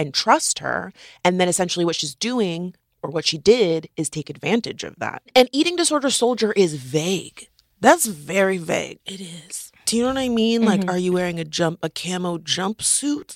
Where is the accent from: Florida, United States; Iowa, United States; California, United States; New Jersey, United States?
Florida, United States; I'm from Florida